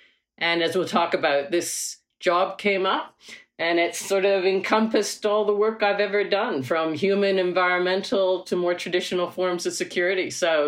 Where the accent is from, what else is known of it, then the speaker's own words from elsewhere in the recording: Canada; moved away as an adult; now in Australia; I came from Canada to Australia to do a doctorate in environmental management.